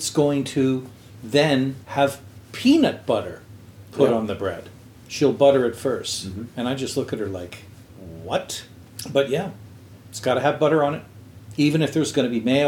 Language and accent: English; Quebec, Canada; I grew up in Quebec